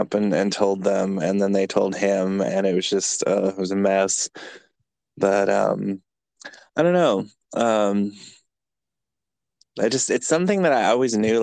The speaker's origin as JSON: {"language": "English", "area": "east of San Francisco", "region": "California", "country": "United States", "also_born_or_lived": "Chattanooga, Tennessee", "moved": "as an adult", "lives_now": "Atlanta, United States", "said": "I'm from California originally, but I'm from like 45 minutes out east of San Francisco"}